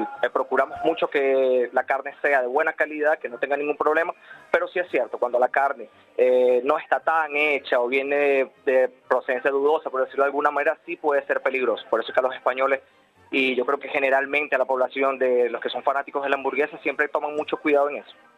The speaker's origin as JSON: {"language": "Spanish", "country": "Venezuela", "moved": "yes", "lives_now": "Madrid, Spain", "said": "yo soy venezolano"}